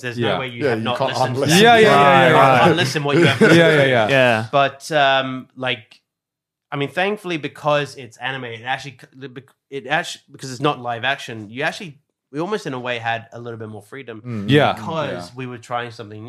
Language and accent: English; Australia; And so even though I am Australian, I want to make sure that when it comes to Japan's instruments, it's the exact same approach.